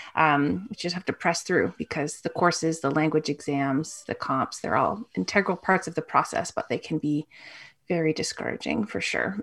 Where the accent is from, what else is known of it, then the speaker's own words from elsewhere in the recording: Toronto, Ontario, Canada; I grew up in Toronto